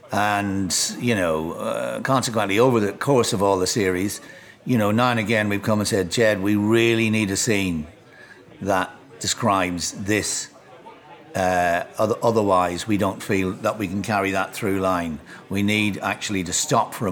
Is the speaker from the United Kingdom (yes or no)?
yes; Enniskillen, Northern Ireland, United Kingdom; also born or lived in Highgate, London; now in London, United Kingdom; Both Beckett and Oscar Wilde went to school in my hometown.